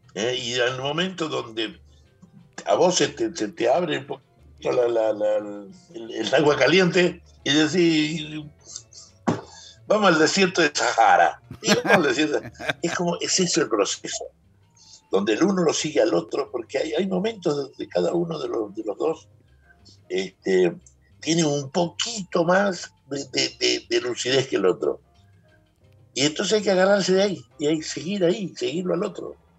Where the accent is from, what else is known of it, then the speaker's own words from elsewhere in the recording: Guachipas, Salta, Argentina; moved away; el pueblito donde yo nací, está yendo a Cafayate, eh, que se llama Guachipas